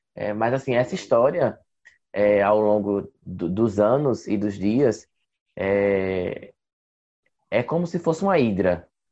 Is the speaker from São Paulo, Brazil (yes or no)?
no; Passira, Pernambuco, Brazil; also born or lived in Recife; eu sou do interior, eu sou de Passira, Grécia Setentrional de Pernambuco